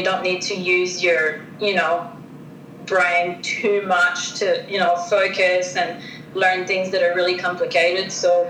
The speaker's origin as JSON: {"language": "English", "country": "Canada", "also_born_or_lived": "Australia", "moved": "as an adult", "said": "back when I got my working holiday visa, you needed to be under 30 years old"}